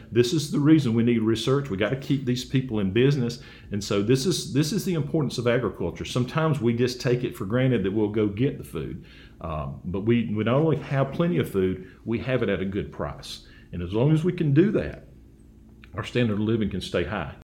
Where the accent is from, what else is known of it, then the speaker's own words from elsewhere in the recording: Dothan, Alabama, United States; I grew up in Dothan